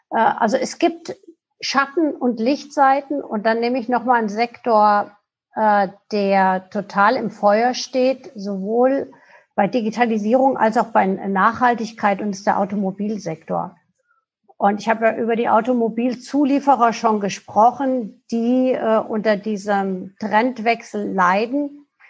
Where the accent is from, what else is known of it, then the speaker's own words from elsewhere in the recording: Germany; wir als Deutsche